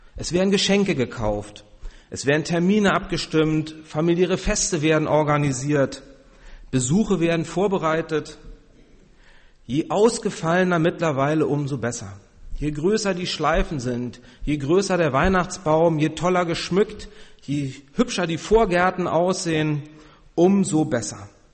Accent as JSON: {"language": "German", "region": "Berlin", "country": "Germany", "moved": "yes", "said": "ich komme ja aus Berlin"}